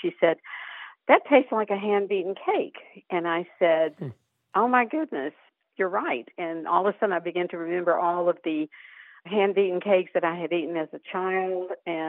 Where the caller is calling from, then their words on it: Orlando, Florida, United States; Orlando, Florida.